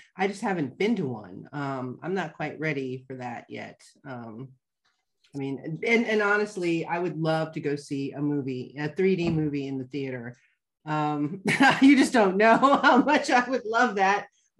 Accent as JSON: {"language": "English", "country": "Germany", "also_born_or_lived": "Mannheim, Germany", "said": "I mean, German. You know, I had a lot more, I mean, I still have friends that I visit, but we moved from Mannheim, which is a big city, to a smaller city."}